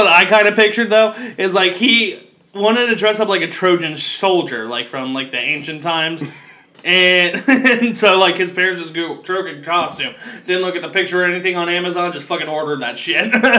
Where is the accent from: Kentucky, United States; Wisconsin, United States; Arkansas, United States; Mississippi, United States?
Kentucky, United States; moved away; I grew up in Kentucky. There's not a lot of diversity where I grew up, and, I mean, I moved to a more diverse area